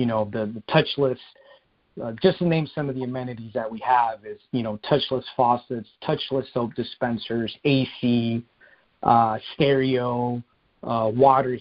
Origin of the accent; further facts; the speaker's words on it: Phoenix, Arizona, United States; both my wife and I are natives. I grew up in Central Phoenix